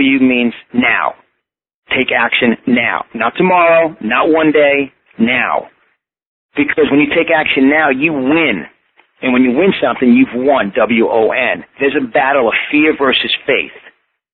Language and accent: English; Yonkers, New York, United States; accent: New York; I was born and raised in Yonkers, New York, on just the tip of the Bronx.